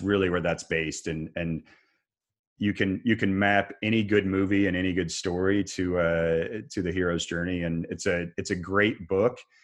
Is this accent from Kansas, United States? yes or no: yes; Kansas, United States; now in Raleigh, United States; I grew up in Kansas